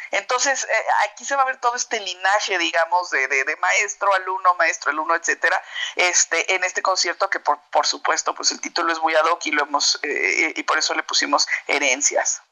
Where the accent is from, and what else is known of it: Mexico